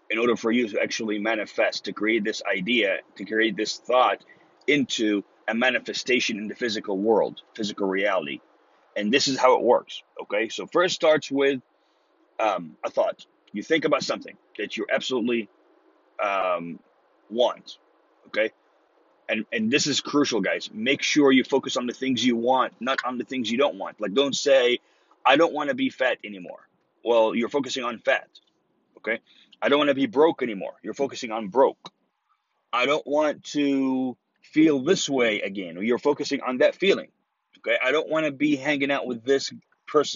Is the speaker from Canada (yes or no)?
no; Egypt; English is a second language; now in Texas, United States; me watching Texas Walker Ranger in Egypt back when I was 14 years old